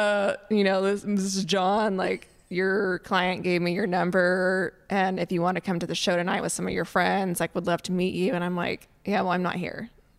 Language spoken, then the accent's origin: English; Fresno, California, United States; born or raised there